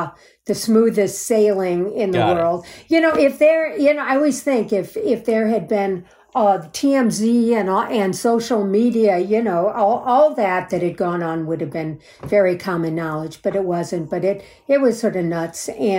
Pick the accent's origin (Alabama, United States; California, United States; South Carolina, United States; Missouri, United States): Missouri, United States; St. Louis; I am from St. Louis.